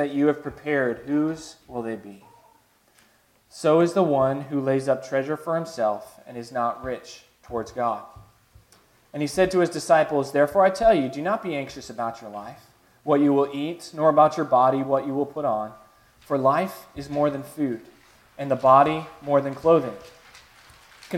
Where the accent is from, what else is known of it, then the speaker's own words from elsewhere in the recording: Chicago, Illinois, United States; When I was growing up in Chicago, obviously the winters were cold.